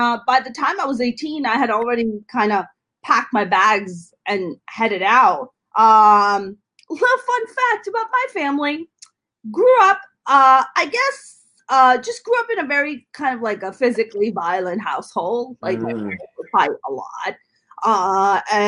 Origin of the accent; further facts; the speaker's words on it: Jersey City, New Jersey, United States; I grew up in Jersey City